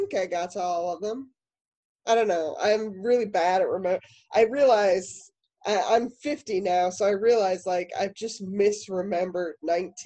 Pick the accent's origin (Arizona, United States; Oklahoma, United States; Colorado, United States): Colorado, United States; Denver; moved away; also born or lived in Lowell, Massachusetts; I'm originally from Denver